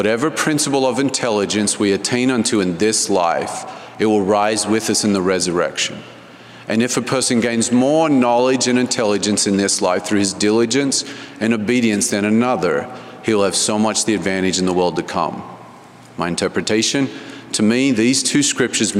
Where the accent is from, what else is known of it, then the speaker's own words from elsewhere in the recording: Canberra, Australian Capital Territory, Australia; I was born and raised in Canberra, Australia